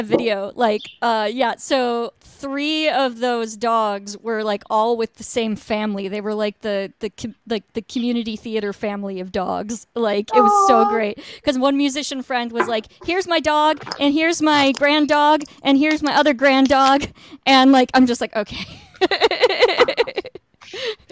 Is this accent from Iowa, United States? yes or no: yes; Iowa, United States; now in Chicago, United States; I'm from Iowa